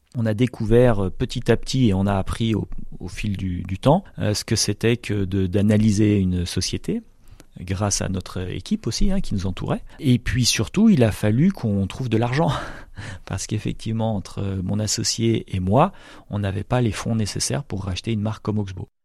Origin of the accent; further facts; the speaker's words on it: the Alps, France; moved away as an adult; also born or lived in south-west France; j'ai grandi dans les Alpes